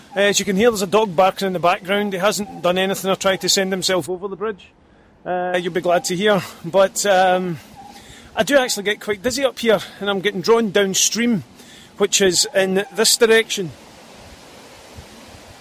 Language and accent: English; Scotland, United Kingdom; I'm Scottish